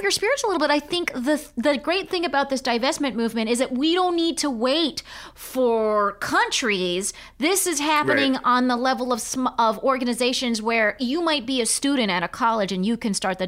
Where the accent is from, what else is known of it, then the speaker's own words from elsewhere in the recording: California, United States; moved away; I'm from California.